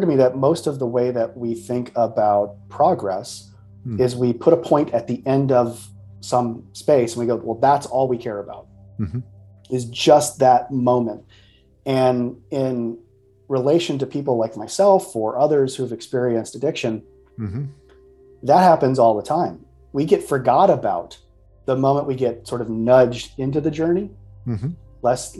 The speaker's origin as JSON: {"language": "English", "region": "Midwest", "country": "United States", "said": "I'm from the Midwest, so passive aggressiveness is the way we sort of live"}